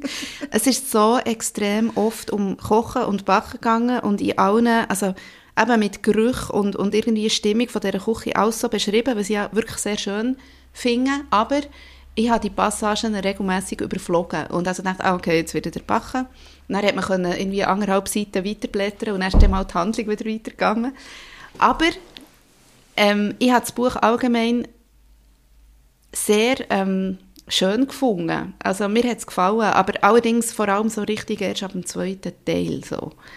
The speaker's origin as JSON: {"language": "German", "area": "Emmental", "region": "Bern", "country": "Switzerland", "tie": "born or raised there", "said": "Ich bin auch im Emmental aufgewachsen"}